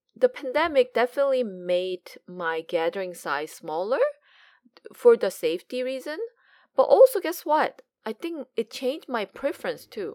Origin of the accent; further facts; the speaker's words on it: South Korea; now in United States; growing up in Korea